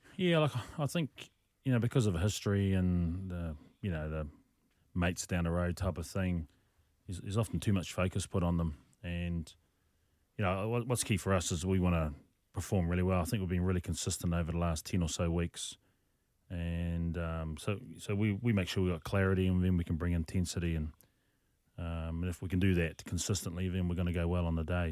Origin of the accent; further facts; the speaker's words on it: New Zealand; moved away; also born or lived in Rarotonga, Cook Islands; I was a competitive ballroom dancer as a, as a child back in New Zealand.